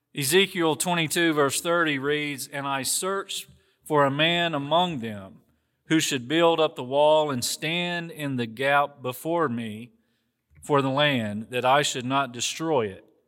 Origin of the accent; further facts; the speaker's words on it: the South, United States; accent: Southern; People say to me, "You sound Southern." It's because that's where I'm from.